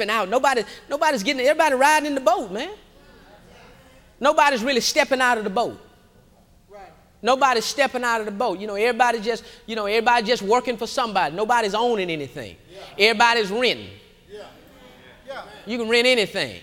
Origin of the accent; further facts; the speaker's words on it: Houston, Texas, United States; I grew up in Acres Home, and across the bayou, we had a bayou that ran on the back of the community